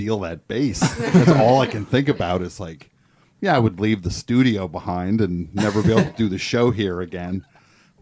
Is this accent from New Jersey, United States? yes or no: yes; New Jersey, United States; I'm from New Jersey